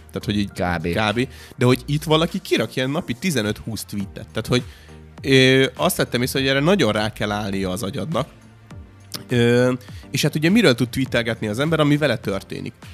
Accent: Hungary

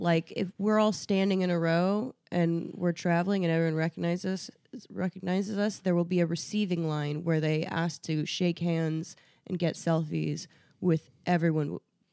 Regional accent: Indiana, United States; now in New York, United States; I grew up in Indiana

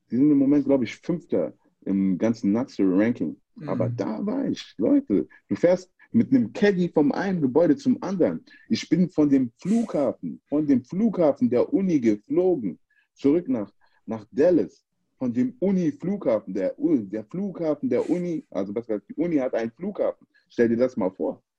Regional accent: Frankfurt, Hesse, Germany; ich bin in Frankfurt groß geworden, ich bin auch stolzer Frankfurter.

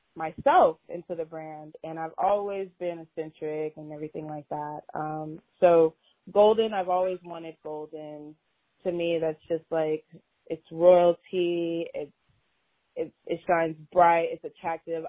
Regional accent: Austin, Texas, United States; moved away as an adult; now in Houston, United States; I'm originally from Austin. I came out to Houston for college

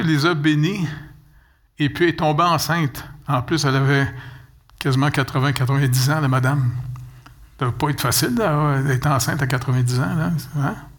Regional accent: Montreal, Quebec, Canada; je suis né au Canada

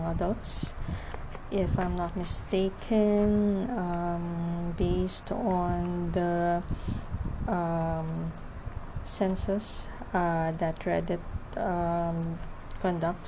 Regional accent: Philippines; I am from the Philippines.

